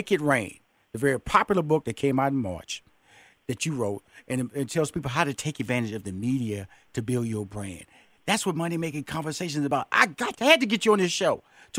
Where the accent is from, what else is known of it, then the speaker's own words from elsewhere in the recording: Houston, Texas, United States; I'm from Fifth Ward, Texas. You know, 2-bedroom shotgun house. 6 sisters, 2 brothers.